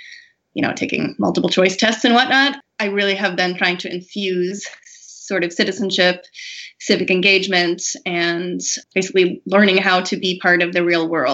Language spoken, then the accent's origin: English; Massachusetts, United States; also born or lived in Colorado; I grew up in Massachusetts